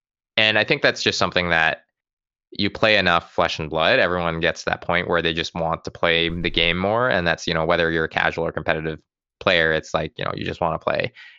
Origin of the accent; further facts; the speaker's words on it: West Coast, United States; I gotta say, I grew up on the West Coast and I just have never found great sushi specifically anywhere out East.